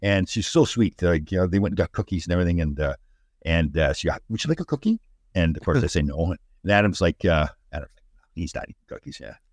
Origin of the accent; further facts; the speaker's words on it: Canada; I'm from Canada